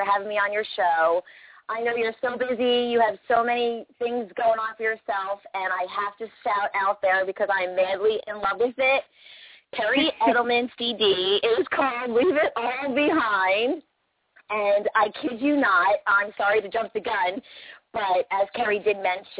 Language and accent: English; Toms River, New Jersey, United States; I'm from Toms River area, New Jersey